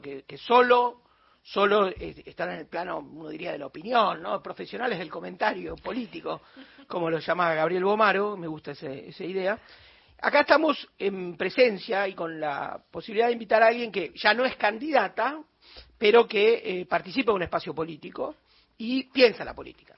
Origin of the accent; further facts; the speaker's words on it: Buenos Aires, Argentina; Denota mi porteñismo extremo